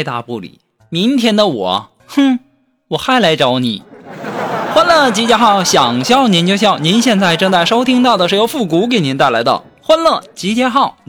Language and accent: Chinese; Northeast China, China; 但是我们东北啊，称呼女人为老娘们儿都已经习惯了。